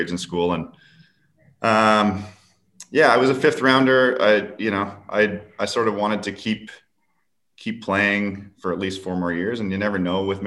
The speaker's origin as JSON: {"language": "English", "town": "Vancouver", "region": "British Columbia", "country": "Canada", "tie": "born or raised there", "said": "So it's in my hometown."}